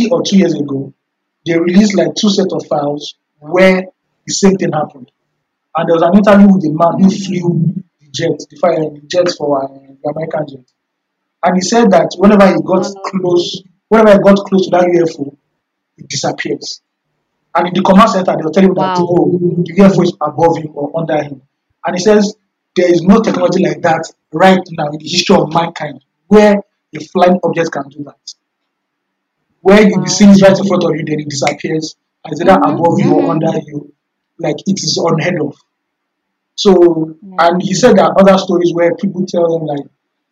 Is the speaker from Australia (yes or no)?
no; Nigeria; I'm a Nigerian. I'm a West African